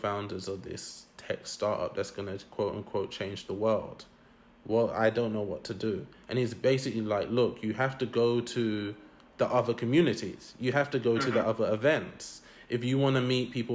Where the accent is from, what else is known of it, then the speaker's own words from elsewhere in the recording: London, United Kingdom; I grew up in East London, in Newham